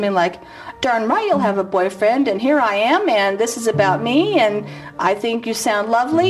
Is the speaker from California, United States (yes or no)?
yes; Beverly Hills, California, United States; I grew up in Beverly Hills.